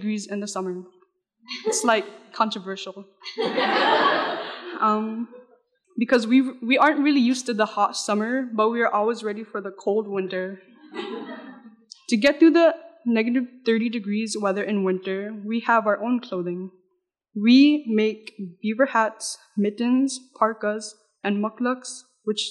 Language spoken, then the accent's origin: English; Noatak, Alaska, United States; I love my culture and where I grew up, which is Noatak